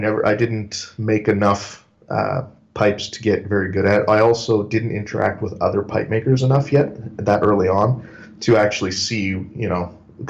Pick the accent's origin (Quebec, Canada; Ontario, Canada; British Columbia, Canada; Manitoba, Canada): Manitoba, Canada; Winnipeg; also born or lived in Paraguay; I've been here I was born here, but, I grew up in Paraguay, South America. So I was there for several years until I was about 11 years old. And since then, I've lived here in Canada, in Winnipeg.